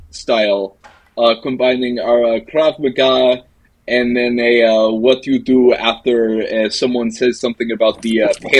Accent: Russia; now in Israel; I have been here about 10 years. I am originally from Russia

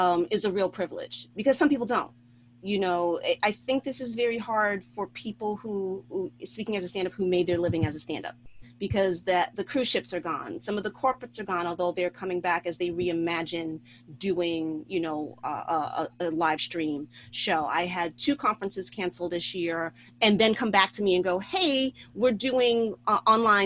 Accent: New York City, New York, United States; as a New Yorker

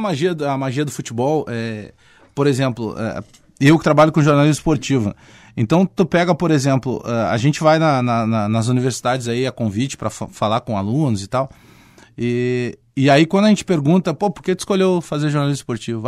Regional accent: Porto Alegre, Rio Grande do Sul, Brazil; also born or lived in Bagé; Eu fui criado aqui na Restinga, né? Moro, nasci Sim. em Bagé, mas vim cedo pra cá.

